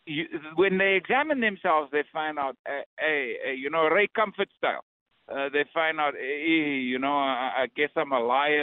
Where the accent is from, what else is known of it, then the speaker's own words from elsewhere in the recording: South Africa; moved away; I'm from South Africa